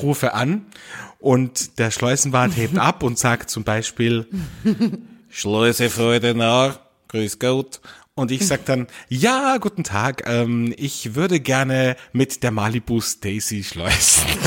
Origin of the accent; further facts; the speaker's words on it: Austria; bei uns in Österreich